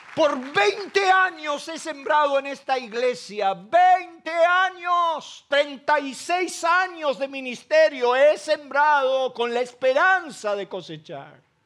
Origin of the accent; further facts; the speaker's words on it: Isidro Casanova, Buenos Aires Province, Argentina; now in Ramos Mejía, Argentina; Yo soy de Casanova, quiero que quede bien claro. Circunstancialmente estoy en Ramón Mejía.